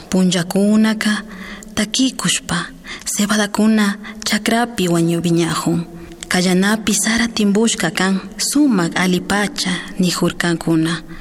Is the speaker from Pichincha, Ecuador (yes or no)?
no; Angochagua, Imbabura, Ecuador; first language Kichwa; Spanish is a second language; vengo de la comunidad de Angochagua, del cantón Ibarra, provincia de Imbabura, Ecuador. Soy del pueblo Quichua Caranqui. Escribo en mi lengua originaria quichua